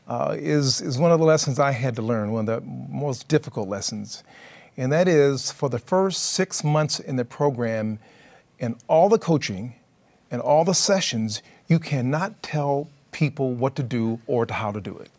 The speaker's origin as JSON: {"language": "English", "region": "California", "country": "United States", "said": "I'm from California"}